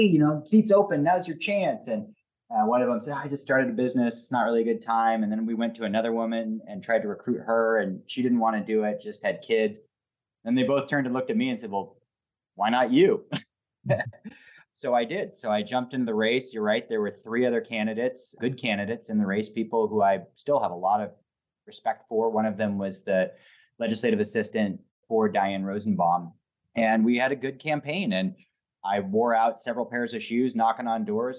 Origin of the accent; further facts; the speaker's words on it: Portland, Oregon, United States; I grew up about three blocks from here.